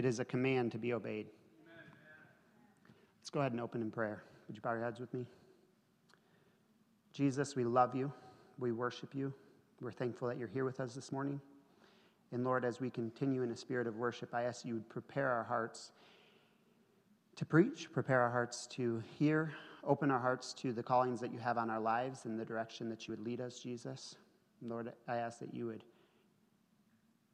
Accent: Atlanta, Michigan, United States; We both grew up in northern Michigan. I grew up in Atlanta

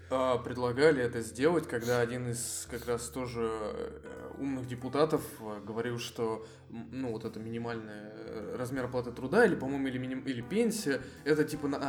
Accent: Voronezh, Voronezh Oblast, Russia; born or raised there

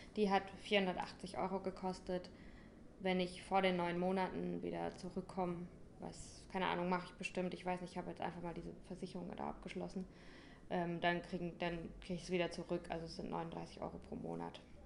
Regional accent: St. Leon-Rot, Baden-Württemberg, Germany; moved away as an adult; also born or lived in Berlin; Ich komme aus St. Leon Roth.

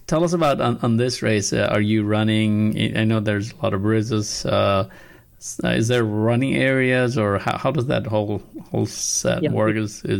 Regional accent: Nepal; moved away; I'm originally from Nepal

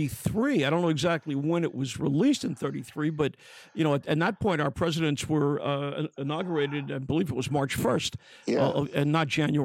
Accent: New York City, New York, United States; I'm a kid from Brooklyn.

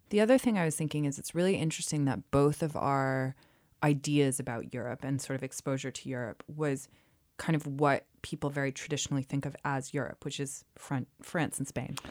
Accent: United States; moved away as an adult; now in United Kingdom; I'm from the U S. I am still a U S citizen.

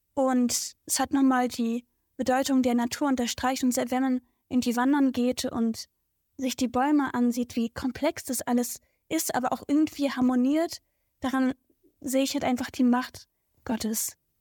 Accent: Berlin, Germany; Also Tempohof ist so meine Heimat. Ähm, da bin ich geboren und aufgewachsen.

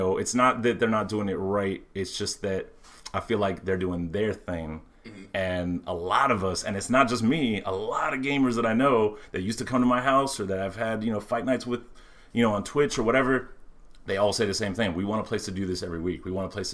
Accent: Miami, Florida, United States; I'm 33, so I don't remember the 70s arcades, you know, but I grew up in Miami

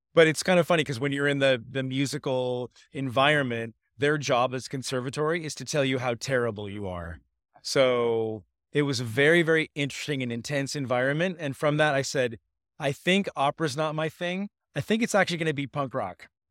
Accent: Laguna Beach, California, United States; I grew up in Laguna Beach, California

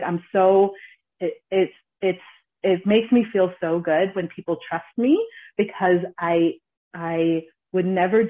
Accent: Ghana; We're Ghanaian, we're from Kings.

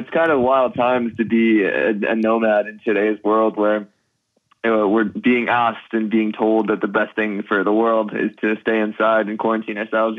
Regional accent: West Coast, United States; also born or lived in California / Oregon / Washington / Idaho; Kind of all over the West Coast. Family kind of grew up between California and Oregon and Washington and Idaho.

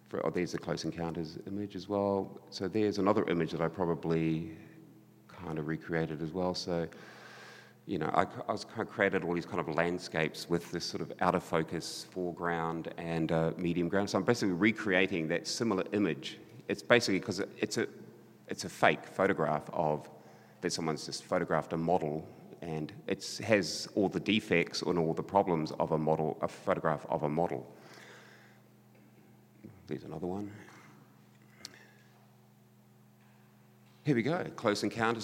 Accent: Christchurch, Canterbury, New Zealand; my hometown Christchurch

